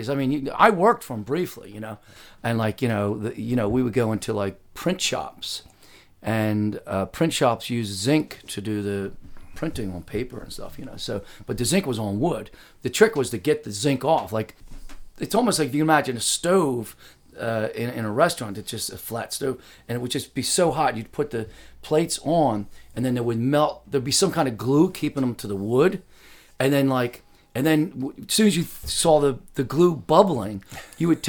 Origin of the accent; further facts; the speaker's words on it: Philadelphia, Pennsylvania, United States; also born or lived in Darby, Pennsylvania, United States; I was born out there near Southwest Philadelphia, you know, Darby, PA, you know, mm-hmm.